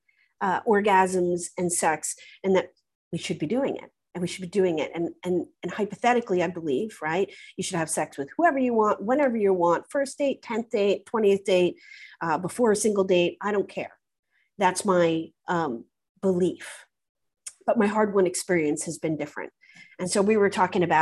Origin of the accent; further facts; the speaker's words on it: United States; now in United Kingdom; as an American